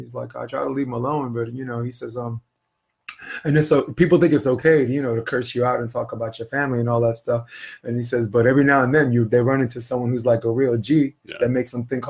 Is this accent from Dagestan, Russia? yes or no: yes; Dagestan, Russia; I'm from Dagestan, Russia.